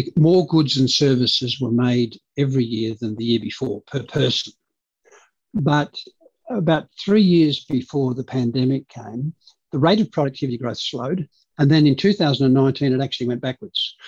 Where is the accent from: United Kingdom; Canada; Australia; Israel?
Australia; Hornsby, New South Wales; first language Dutch; English is a second language; also born or lived in Canberra; So we grew up in Hornsby